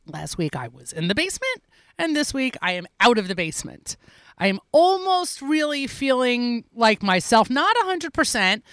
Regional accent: New York City, New York, United States; as a New Yorker

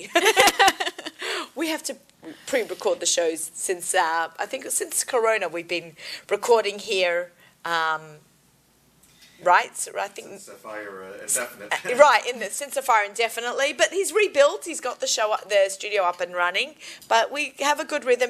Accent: Sydney, New South Wales, Australia; now in New York, United States; I'm from Sydney. Beautiful. I always say I feel so blessed that I grew up in Sydney, Australia

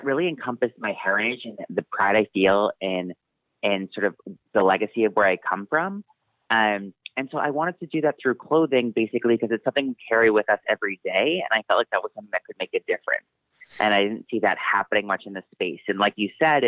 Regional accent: Massachusetts, United States; I grew up in Massachusetts

